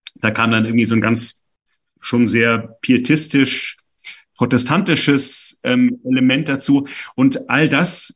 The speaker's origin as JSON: {"language": "German", "town": "Stuttgart", "region": "Baden-Württemberg", "country": "Germany", "tie": "born or raised there", "moved": "as an adult", "lives_now": "Berlin, Germany", "said": "bin eben in Stuttgart aufgewachsen, bin da in den Kindergarten gegangen, zur Grundschule, zum Gymnasium"}